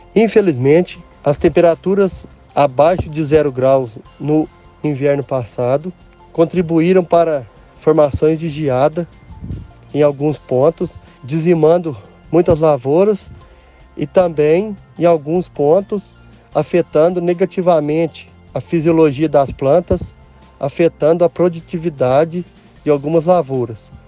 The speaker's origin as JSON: {"language": "Portuguese", "town": "Candeias", "region": "Minas Gerais", "country": "Brazil", "said": "sou da região de Candeias, Minas Gerais, onde cultivo café em minha pequena propriedade."}